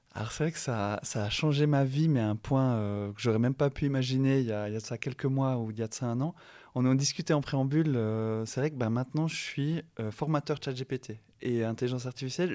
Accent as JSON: {"language": "French", "town": "La Chaux-de-Fonds", "region": "Neuchâtel", "country": "Switzerland", "tie": "born or raised there", "also_born_or_lived": "Yverdon / Lausanne / Geneva", "moved": "yes", "said": "né à La Chaux-de-Fonds, je vis à Yverdon, euh, à Lausanne et à Genève. Donc il n'y a pas plus Suisse que moi"}